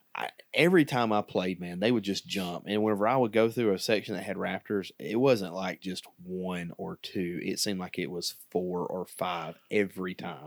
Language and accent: English; Alabama, United States; we're from Alabama